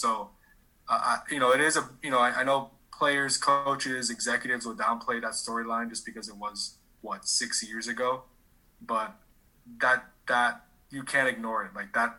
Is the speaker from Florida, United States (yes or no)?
yes; Miami, Florida, United States; I grew up in Miami